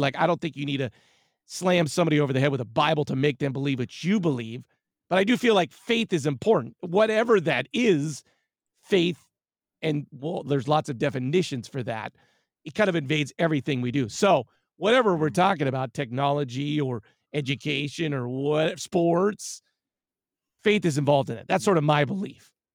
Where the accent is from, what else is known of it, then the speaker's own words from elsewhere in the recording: Whittier, California, United States; now in San Francisco, United States; I was born and raised in Southern California in a lovely hamlet called Whittier